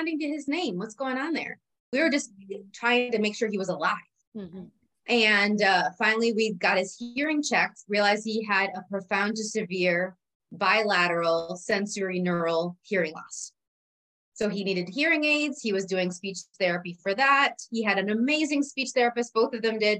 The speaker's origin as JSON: {"language": "English", "country": "Puerto Rico", "tie": "born or raised there", "said": "I was born in Puerto Rico"}